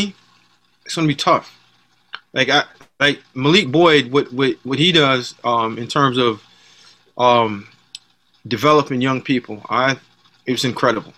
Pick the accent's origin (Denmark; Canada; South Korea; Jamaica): Jamaica; moved away; From my background, the way that my dad raised me, I'm Jamaican, the way that we came up